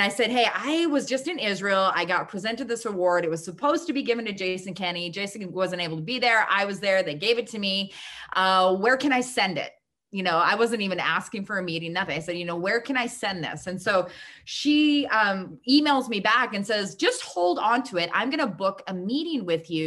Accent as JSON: {"language": "English", "country": "Canada", "said": "I was kind of like the next best thing in the lineup of Canadians"}